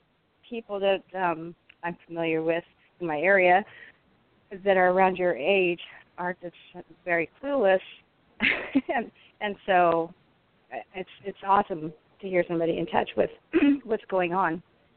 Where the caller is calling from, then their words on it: California, United States; I'm calling from California.